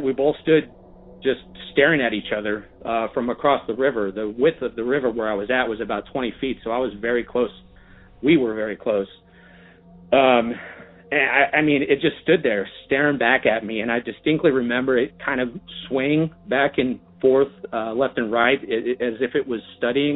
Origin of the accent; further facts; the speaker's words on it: Bay Area, California, United States; I grew up in the Bay Area, born and raised